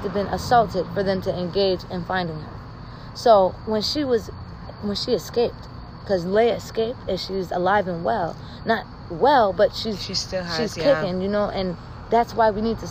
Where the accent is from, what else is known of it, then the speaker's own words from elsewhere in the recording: Waterbury, Connecticut, United States; also born or lived in Queens, New York; I'm from Waterbury. I was born in Queens, but I was raised in Connecticut